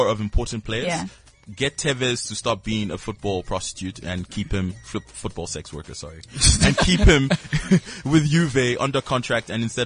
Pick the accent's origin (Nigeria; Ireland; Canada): Nigeria; I'm Nigerian